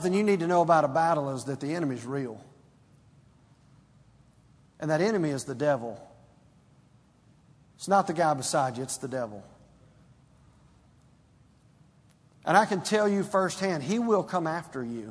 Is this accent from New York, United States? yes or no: no; Stone Mountain, Georgia, United States; growing up in Stone Mountain, Georgia